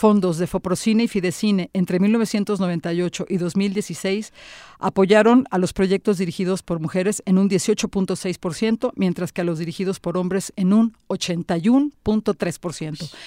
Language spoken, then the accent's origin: Spanish; Tampico, Tamaulipas, Mexico; en el lugar de donde yo soy, de Tampico, Tamaulipas